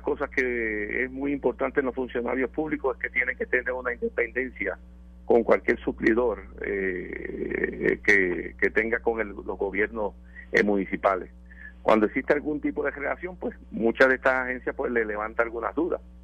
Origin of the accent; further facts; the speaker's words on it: Puerto Rico; nos distinguen como pueblo puertorriqueño